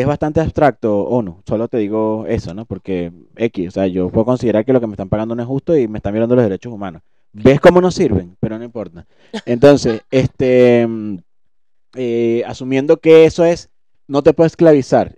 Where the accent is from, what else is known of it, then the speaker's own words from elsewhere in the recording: Venezuela; como venezolano